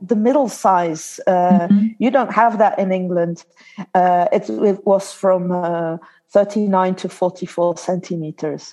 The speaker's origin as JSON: {"language": "English", "country": "Belgium", "tie": "born or raised there", "also_born_or_lived": "Australia", "second_language": "English"}